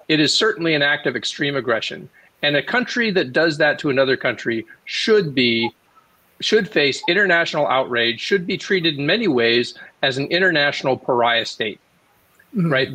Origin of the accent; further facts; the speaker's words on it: United States; I'm saying this as an American.